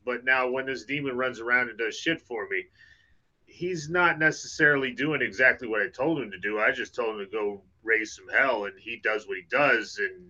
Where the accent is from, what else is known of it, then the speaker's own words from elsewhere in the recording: Idaho, United States; moved away; also born or lived in Texas; I grew up in Idaho.